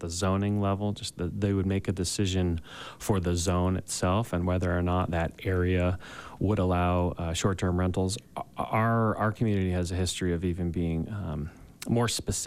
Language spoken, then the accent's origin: English; East Coast, United States; now in Park City, United States; I'm originally from the East Coast